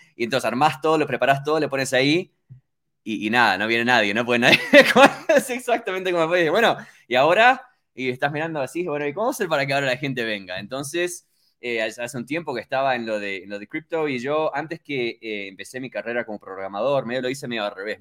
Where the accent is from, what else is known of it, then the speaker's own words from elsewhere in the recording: Miami, Florida, United States; moved away as an adult; also born or lived in Uruguay; now in Colorado, United States; yo nací originalmente en Uruguay y eh, mis padres se mudaron a Estados Unidos cuando tenía tres años. Entonces, yo básicamente toda mi infancia estuve en, Miami, en, en Florida, y estuve casi 20 años